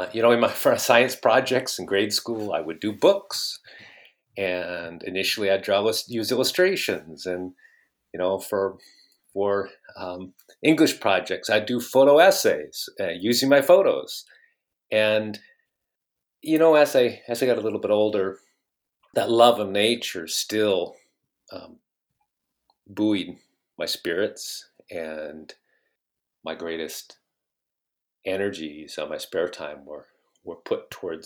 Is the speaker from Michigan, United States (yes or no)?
no; Bellevue, Washington, United States; I grew up in Bellevue